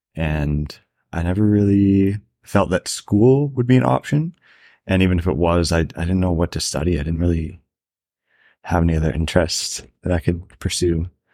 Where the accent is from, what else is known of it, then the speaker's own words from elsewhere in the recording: rural Ontario, Canada; moved away as an adult; also born or lived in Banff, Alberta; It's, like, pretty rural Ontario